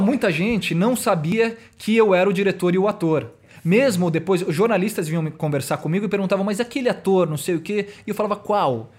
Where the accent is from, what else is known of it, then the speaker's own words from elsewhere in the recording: São Paulo, Brazil; eu sou aqui de São Paulo mesmo